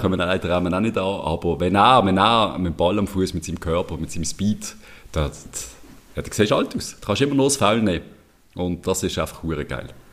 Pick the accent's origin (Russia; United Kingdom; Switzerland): Switzerland; Unser Pragmatismus ein bisschen in der Schweiz